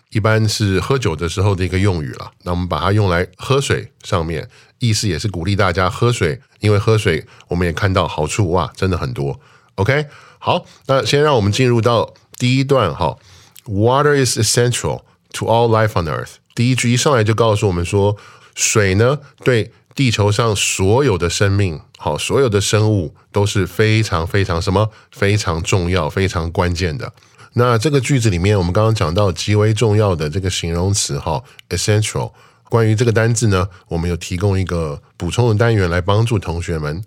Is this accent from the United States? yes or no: yes; United States; moved away; 我小时候在那边长大